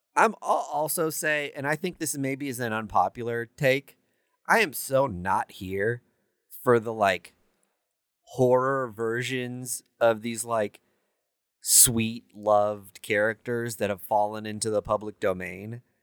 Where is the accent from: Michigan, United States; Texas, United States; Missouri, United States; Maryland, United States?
Missouri, United States; Kansas City; I'm born and raised in Kansas City